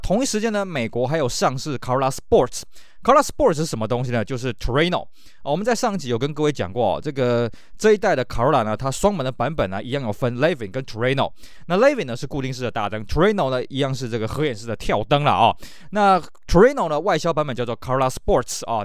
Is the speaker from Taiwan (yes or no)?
yes; Taiwan; 我们台湾这边